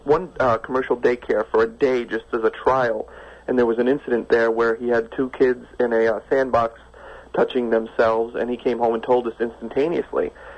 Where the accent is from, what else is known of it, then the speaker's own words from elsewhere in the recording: New York, United States; now in West Coast, United States; No, I'm originally from New York, but I'm on the West Coast now.